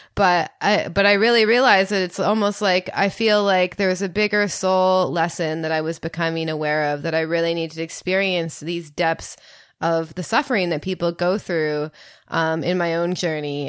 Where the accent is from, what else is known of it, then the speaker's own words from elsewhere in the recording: Canada; I'm from Canada